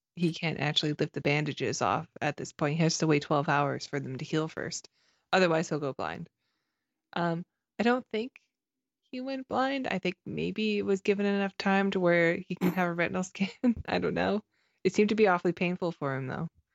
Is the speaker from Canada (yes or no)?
yes; Canada; I'm Canadian